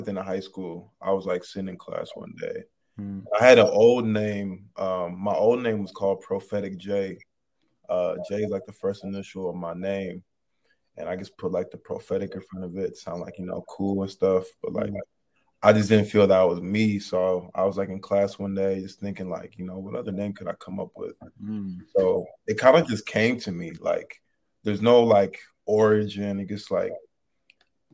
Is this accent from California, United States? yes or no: no; Canton, Ohio, United States; moved away; originally I'm from Ohio, Canton, Ohio